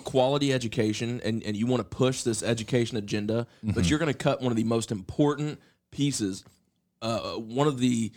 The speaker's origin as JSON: {"language": "English", "town": "Point Pleasant", "region": "West Virginia", "country": "United States", "tie": "born or raised there", "said": "a white kid growing up in Point Pleasant, West Virginia"}